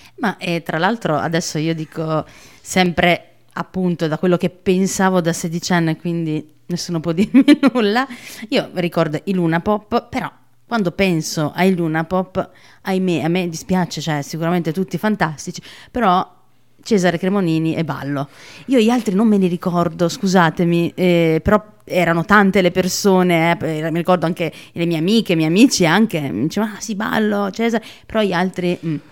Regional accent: Naples, Campania, Italy; moved away as an adult; also born or lived in Trento; io sono di Secondigliano

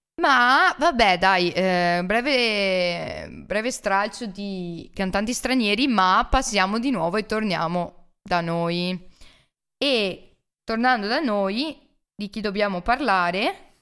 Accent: Tezze, Italy

